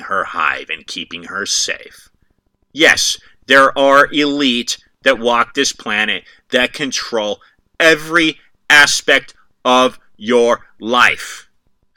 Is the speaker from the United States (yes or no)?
yes; United States; I'm an American.